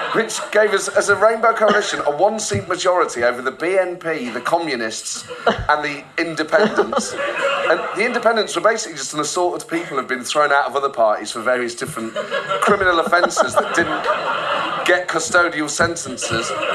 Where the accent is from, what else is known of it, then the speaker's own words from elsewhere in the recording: Nottingham, East Midlands, United Kingdom; I'm from Nottingham